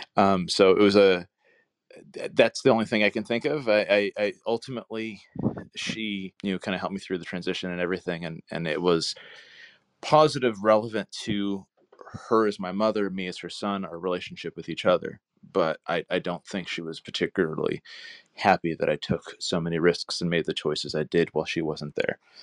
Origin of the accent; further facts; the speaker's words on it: Santa Cruz, California, United States; moved away; I grew up in Santa Cruz up in Northern California